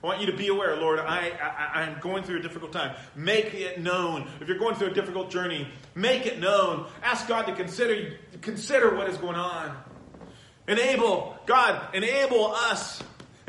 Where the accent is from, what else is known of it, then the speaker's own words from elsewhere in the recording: San Bernardino, California, United States; I was raised in San Bernardino.